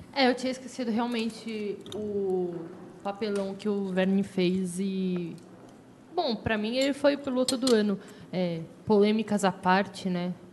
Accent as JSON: {"language": "Portuguese", "country": "Brazil", "said": "sou brasileira com muito orgulho"}